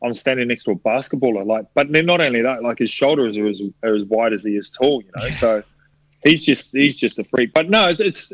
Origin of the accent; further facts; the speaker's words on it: New Zealand; I grew up back home in New Zealand